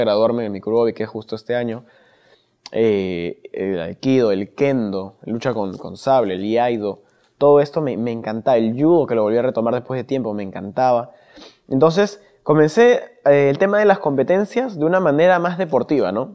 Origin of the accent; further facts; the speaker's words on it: Lima, Peru; yo vengo de Pastaza, Breña